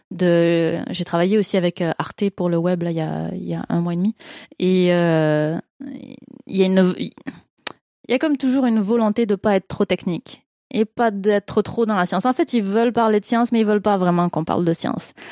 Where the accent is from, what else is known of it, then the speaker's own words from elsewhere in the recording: Quebec, Canada; accent: Québécois; Et, et d'où le petit accent québécois que je ne peux pas forcer parce que je n'entends pas du tout mon accent québécois.